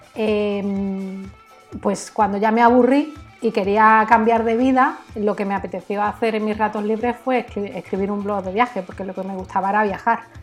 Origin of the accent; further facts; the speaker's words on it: Canary Islands, Spain; also born or lived in Algeciras; yo nací en Canarias de familia andaluza y mi familia casi toda vive en Algeciras